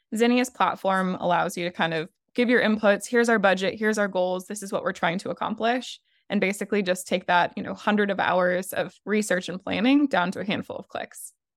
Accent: Nebraska, United States; also born or lived in Texas / New Orleans; now in Charlotte, United States; I'm actually originally from small town Nebraska

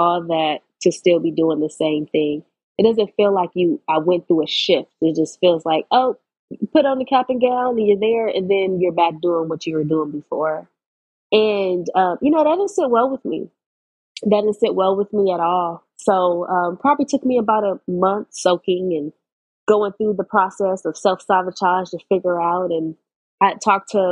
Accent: Los Angeles, California, United States; I grew up in Los Angeles, California, about 2 miles from USC.

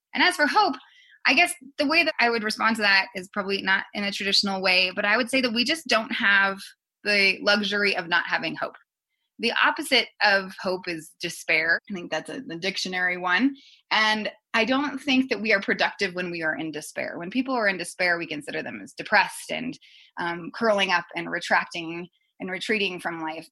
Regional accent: Colorado Springs, Colorado, United States; I grew up actually in Colorado Springs

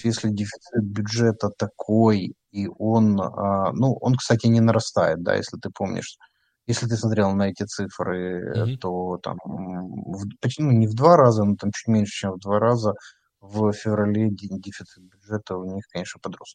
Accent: Ukraine

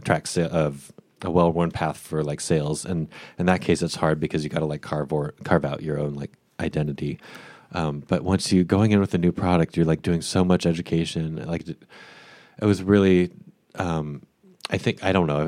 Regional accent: Boise, Idaho, United States; moved away as an adult; I grew up in Boise, Idaho, um, from where I was born through age eighteen when I left for college.

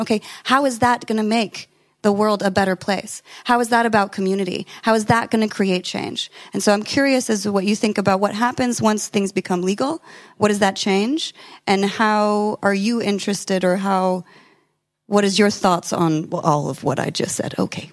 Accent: California, United States; I'm from California

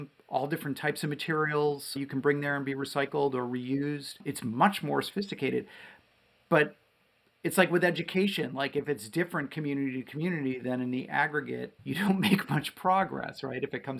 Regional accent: Wellesley, Massachusetts, United States; now in Belmont, United States; I grew up in Wellesley.

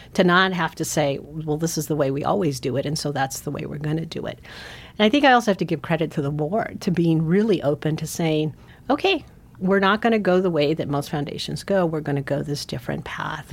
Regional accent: San Francisco, California, United States; moved away as an adult; also born or lived in Guatemala; now in Montana, United States; I actually grew up in San Francisco

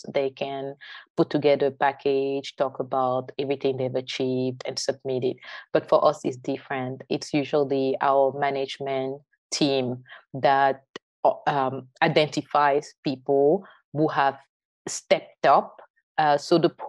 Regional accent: Yaoundé, Centre, Cameroon; moved away as an adult; now in United States; I'm originally from Yaoundé, the French-speaking side of Cameroon

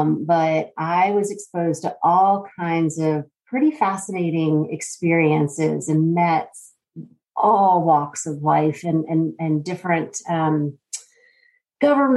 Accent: Northern Virginia, United States; moved away as an adult; also born or lived in Columbia, South Carolina; now in Atlanta, United States; I born and raised in Northern Virginia and then moved to South Carolina to go to college.

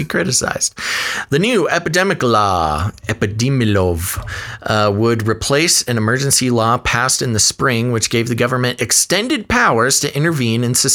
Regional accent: United States; I am, as an American, an independently minded American

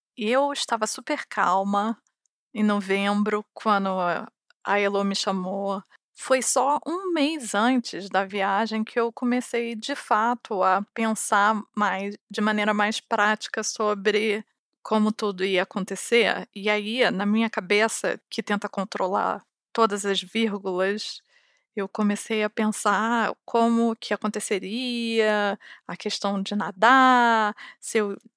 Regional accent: Rio de Janeiro, Brazil; eu sou do Rio de Janeiro e eu cresci na frente da praia

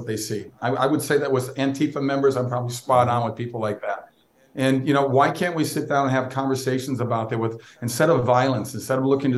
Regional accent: Minnesota, United States; I grew up in Minnesota

